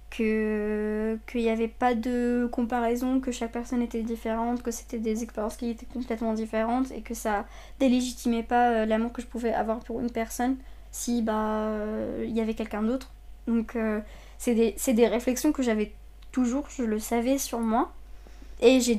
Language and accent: French; Saudi Arabia; moved away as an adult; now in France; déjà. J'ai 23 ans. Euh, je suis née en Arabie Saoudite, j'ai grandi là-bas jusqu'à mes 18 ans. je suis libanaise d'origine, donc mes deux parents sont libanais.